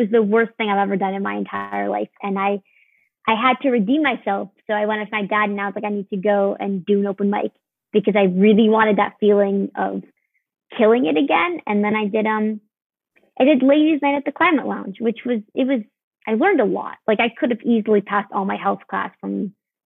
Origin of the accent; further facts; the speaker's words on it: New York City, New York, United States; I'm originally from New York City, and I was living out there